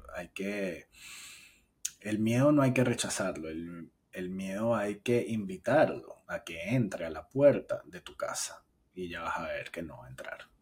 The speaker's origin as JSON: {"language": "Spanish", "country": "Venezuela", "tie": "born or raised there", "moved": "yes", "said": "en nuestro país, en mi país natal"}